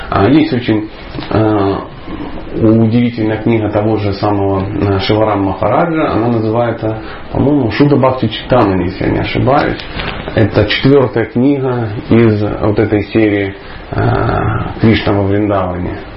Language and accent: Russian; Dnipro, Dnipropetrovsk Oblast, Ukraine; moved away; also born or lived in the north (Russia); Однажды, когда-то давно, я жил на севере, но я вообще человек южный, скажем так, я из Днепропетровска. Ну, по сравнению с Николаем, может, это не так южно, но по сравнению с тем местом, где я жил, я реально южный человек, поверьте.